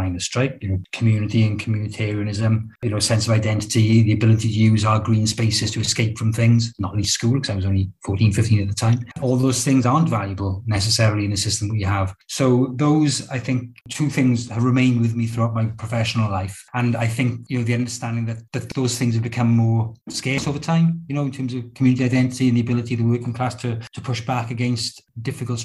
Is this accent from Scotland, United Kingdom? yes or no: no; Rhondda, Wales, United Kingdom; I grew up in the Rhondda, in the poor Rhondda, not the posh one